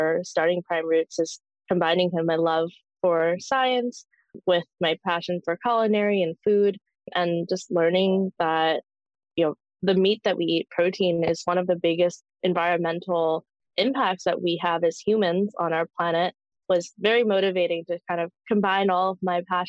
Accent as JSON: {"language": "English", "region": "Canadian Prairies", "country": "Canada", "tie": "born or raised there", "said": "I was born in the Canadian prairies many years ago"}